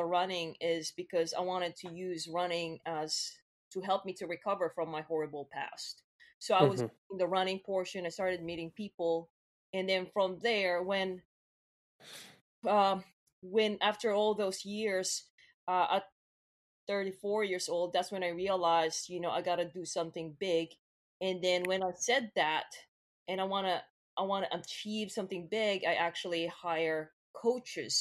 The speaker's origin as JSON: {"language": "English", "country": "Philippines", "tie": "born or raised there", "said": "I grew up in the Philippines."}